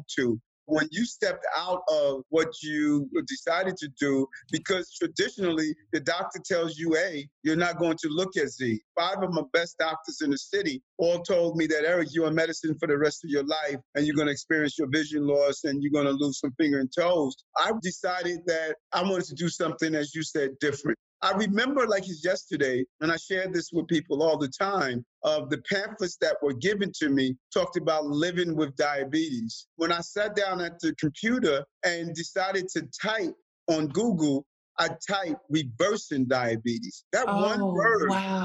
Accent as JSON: {"language": "English", "town": "New York City", "region": "New York", "country": "United States", "tie": "born or raised there", "also_born_or_lived": "Queens, New York", "said": "I was born in Brownsville, Brooklyn"}